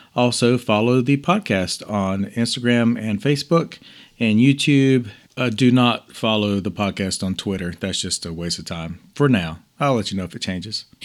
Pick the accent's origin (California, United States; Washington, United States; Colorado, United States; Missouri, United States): Colorado, United States; Denver; Denver is my hometown